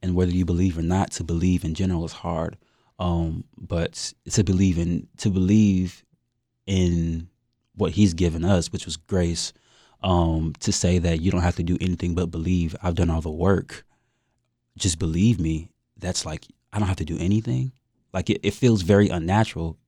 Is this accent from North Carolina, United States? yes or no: yes; Fayetteville, North Carolina, United States; I'm from Fayetteville, North Carolina, two six, you know, born and raised